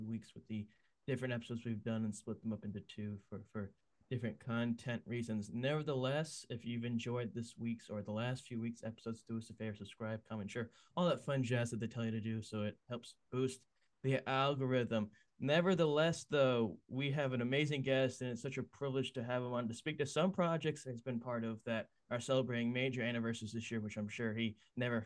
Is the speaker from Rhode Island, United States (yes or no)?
yes; South Kingstown, Rhode Island, United States; I am from Rhode Island, a small community called South Kingston, Rhode Island